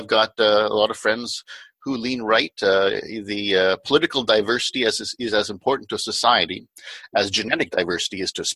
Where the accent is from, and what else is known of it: Canada